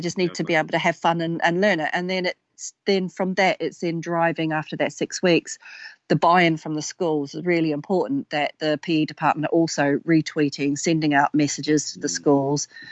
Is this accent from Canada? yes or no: no; New Zealand; now in United Kingdom; as a young girl growing up in New Zealand